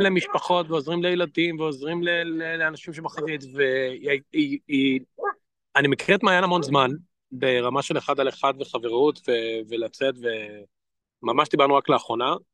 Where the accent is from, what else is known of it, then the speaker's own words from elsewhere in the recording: Israel; moved away; אני פרסמתי רק איך לדבר לישראלי בתור ישראלי